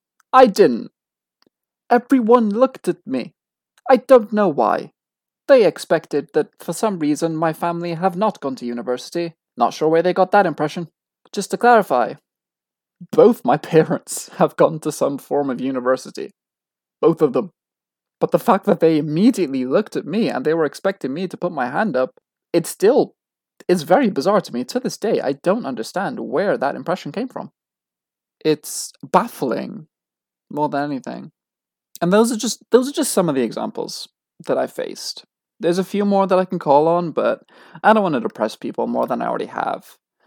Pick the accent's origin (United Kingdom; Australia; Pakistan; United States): United Kingdom; I am British. I was born British. My dad was from London. Therefore, I was born a dual citizen. Might not have been born in this country, but I was born British.